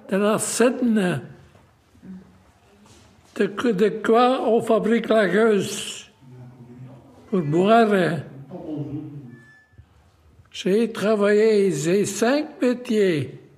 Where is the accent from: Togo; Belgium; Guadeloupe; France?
Belgium; Molenbeek-Saint-Jean, Brussels-Capital Region; c'est 98 ans. Encore deux ans, je suis 100 ans. Je viens de Molenbeek, la commune la plus grande de Bruxelles, de Grand-Bruxelles.